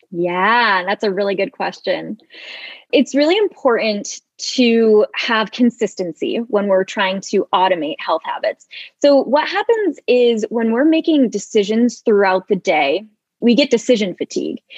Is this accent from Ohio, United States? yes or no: no; Michigan, United States; moved away as an adult; also born or lived in Seattle; now in San Diego, United States; I'm originally from uh, Michigan and I went to University of Michigan and then I moved to Seattle and now I am in San Diego